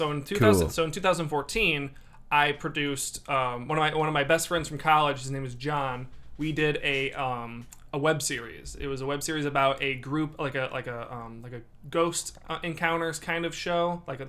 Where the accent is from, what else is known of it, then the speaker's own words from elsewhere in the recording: Dyer, Indiana, United States; I was like, "Yeah, I'm from Dyer."